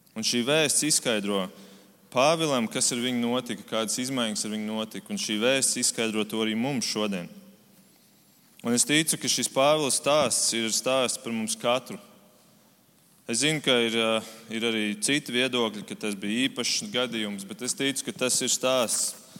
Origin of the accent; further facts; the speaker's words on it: Germany; now in Latvia; Tad, kad es vēl dzīvoju Vācijā, es esmu uzaugusi Vācijā